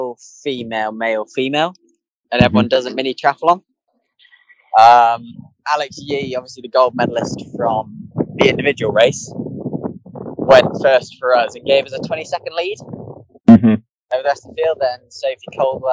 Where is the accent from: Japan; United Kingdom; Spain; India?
United Kingdom; England; being English